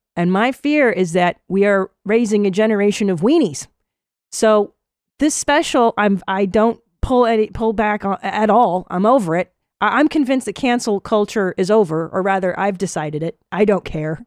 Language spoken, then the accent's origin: English; Los Angeles, California, United States; moved away as an adult; now in Austin, United States; I live in Texas now. I live in Austin, um, and I grew up in Los Angeles